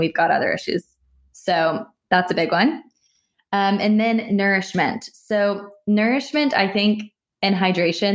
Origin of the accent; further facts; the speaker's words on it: United States; I'm American